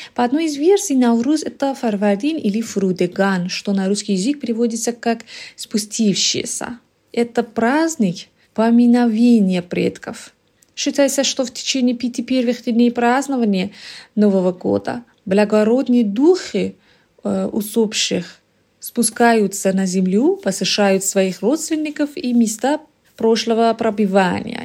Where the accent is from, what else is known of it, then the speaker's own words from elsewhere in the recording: Iran; Russian is a second language; я иранка. Я родилась в Иране и живу в Ираном